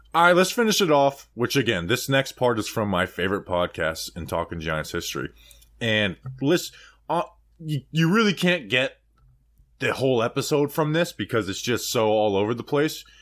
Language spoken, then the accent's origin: English; New Jersey, United States; moved away; I was born in Jersey